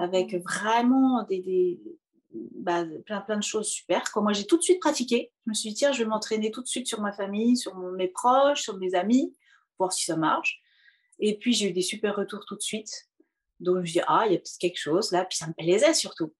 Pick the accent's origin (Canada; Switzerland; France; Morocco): France; Poitiers, Nouvelle-Aquitaine; moved away as an adult; also born or lived in Paris; je viens de Poitou-Charentes, donc j'ai fait euh, la fac de musicologie à Poitiers, exactement où je suis née